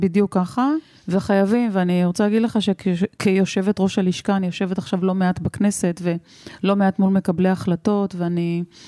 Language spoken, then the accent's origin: Hebrew; Rehovot, Central District, Israel; נולדתי בצריף בזרנוגה ברחובות. הייתה לי ילדות אה, עטופה באהבה, אבל חסרת אמצעים